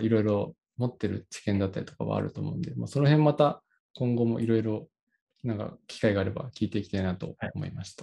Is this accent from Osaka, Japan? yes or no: yes; Osaka, Japan; moved away; 僕の実家が大阪